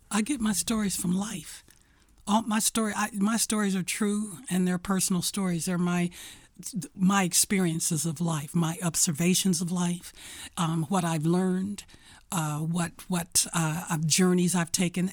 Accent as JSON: {"language": "English", "town": "Detroit", "region": "Michigan", "country": "United States", "tie": "born or raised there", "said": "I was born and raised in Detroit, Michigan, on the east side"}